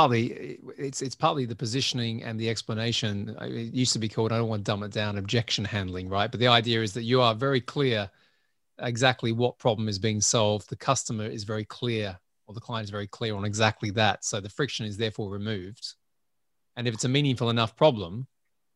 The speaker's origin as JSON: {"language": "English", "country": "Australia", "said": "I'm Australian"}